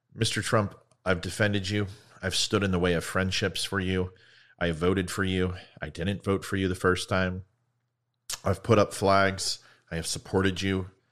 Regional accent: United States; I'm here to use my voice as American

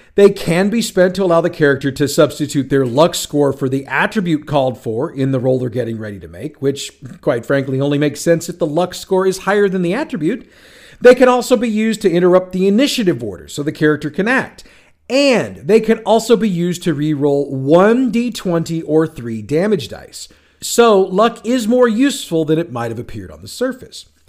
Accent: St. Louis, Missouri, United States; my hometown of St. Louis, Missouri

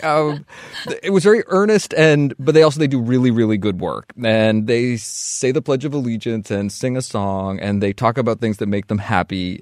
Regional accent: Vermont, United States; moved away as an adult; the community I grew up

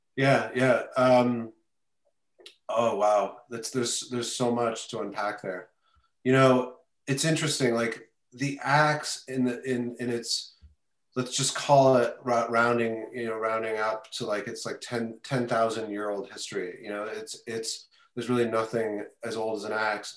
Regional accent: Canada; now in New York City, United States; I am originally from Canada, moved to New York about 25 years ago to New York City.

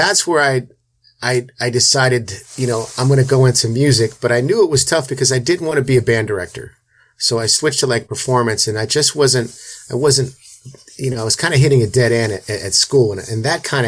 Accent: Youngstown, Ohio, United States; now in Las Vegas, United States; I'm from Youngstown, Ohio originally

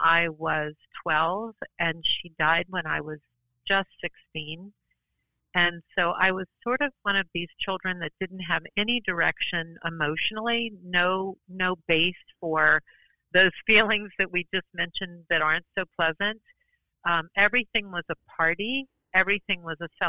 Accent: New Orleans, Louisiana, United States; also born or lived in New York City; now in Portland, United States; I grew up in New Orleans, Louisiana

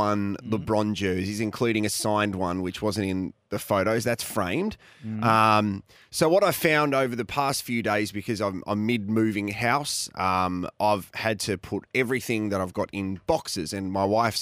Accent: Tasmania, Australia; now in South Australia, Australia; I grew up in Tasmania

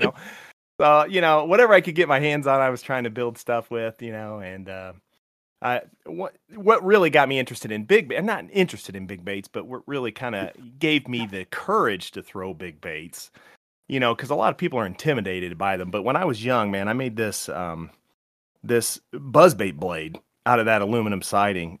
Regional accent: Morton, Illinois, United States; now in Indiana, United States; there was a pond down the street from my house called Birchwood Park Pond in Morton, Illinois, small town

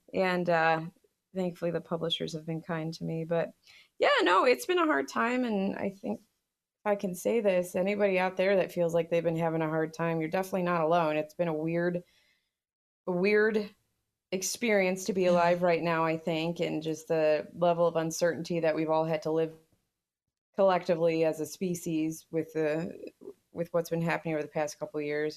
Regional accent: United States; as an American

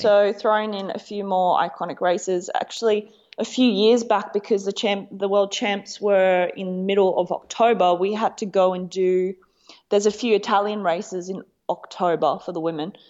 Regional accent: Gold Coast, Queensland, Australia; I come from the Gold Coast, Australia

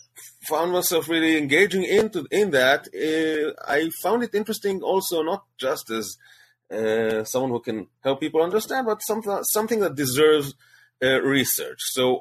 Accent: Bnei Brak, Tel Aviv District, Israel; I grew up in Neibach, which is the capital, so to speak, of the Haredi Jews in Israel

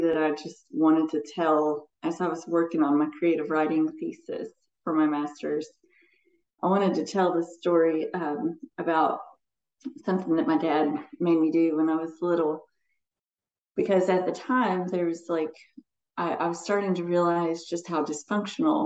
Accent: Morehead, Kentucky, United States; also born or lived in Madison County, Kentucky; I grew up in outside of Moorhead in Eastern Kentucky

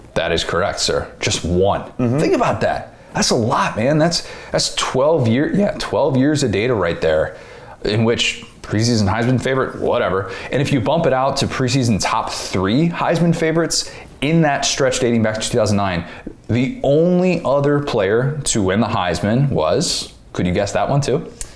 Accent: Midwest, United States; now in Florida, United States; I grew up in the Midwest, born and raised.

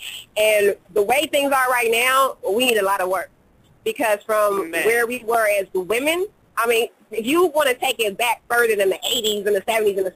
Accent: Haiti; I'm like a Jamaican, but you know I'm Haitian

